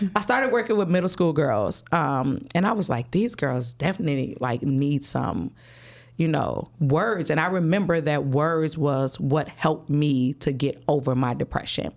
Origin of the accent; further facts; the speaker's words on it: Chicago, Illinois, United States; I'm from the West Side, Chicago. Grew up, um, on the West Side, moved all around the West Side all my life